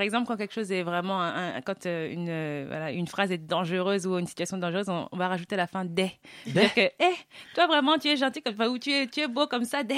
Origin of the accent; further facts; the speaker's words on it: Saint-Cloud, Île-de-France, France; je suis de Saint-Cloud